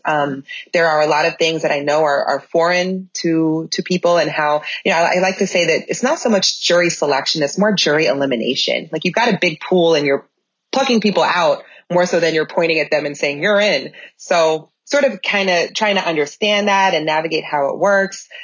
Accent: Minnesota, United States; moved away as an adult; also born or lived in Georgia / North Carolina; I have an obligation as a Minnesotan, um, for having lived away for 15 years

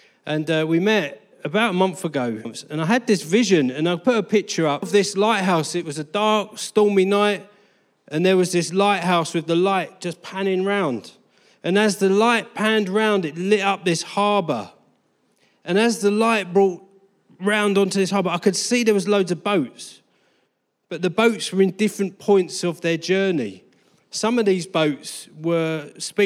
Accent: Harlow, East of England, United Kingdom; also born or lived in Colchester, Essex / Brazil; I was born in Harlow.

